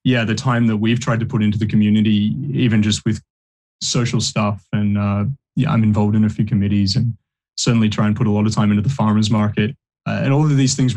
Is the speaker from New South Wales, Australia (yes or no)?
no; Bendigo, Victoria, Australia; moved away as an adult; also born or lived in New Zealand; I grew up in Bendigo